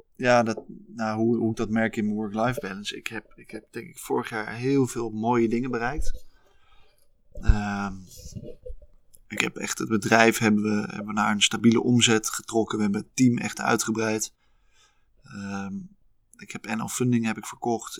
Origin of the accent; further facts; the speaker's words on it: Haarlem, North Holland, Netherlands; also born or lived in Leiden; ben in Haarlem opgegroeid en toen ben ik uiteindelijk in Leiden beland.